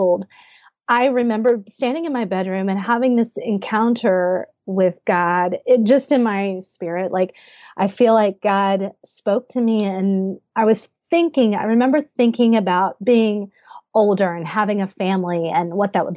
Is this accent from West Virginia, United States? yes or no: yes; Huntington, West Virginia, United States; moved away as an adult; also born or lived in San Francisco / New England / Boston; now in Washington DC, United States; Well, I grew up in Huntington, West Virginia. I lived there for 23 years of my life